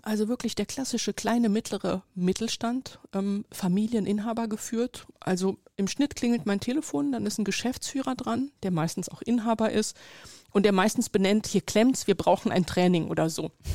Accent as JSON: {"language": "German", "country": "Germany", "tie": "born or raised there", "said": "ich bin in Deutschland geboren, hier aufgewachsen, sozialisiert"}